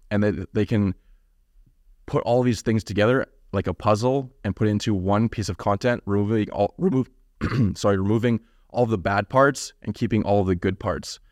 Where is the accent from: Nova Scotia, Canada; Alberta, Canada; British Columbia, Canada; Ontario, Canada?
British Columbia, Canada; Kamloops; moved away as an adult; now in Vancouver, Canada; I grew up in a small town known Cam, uh, called Kamloops.